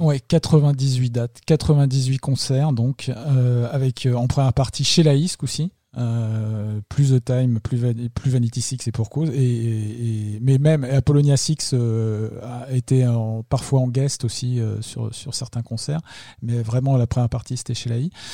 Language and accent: French; France; nous, en tant que Français